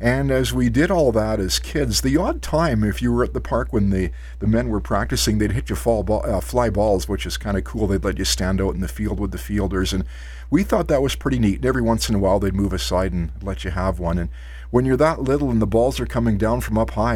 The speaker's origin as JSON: {"language": "English", "town": "Creston", "region": "British Columbia", "country": "Canada", "tie": "born or raised there", "also_born_or_lived": "Osoyoos, British Columbia / Penticton, British Columbia", "moved": "as an adult", "said": "I was born and raised in Creston"}